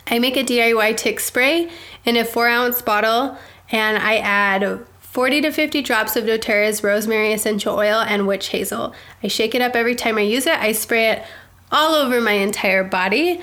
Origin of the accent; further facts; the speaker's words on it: Provo, Utah, United States; moved away; I grew up in Provo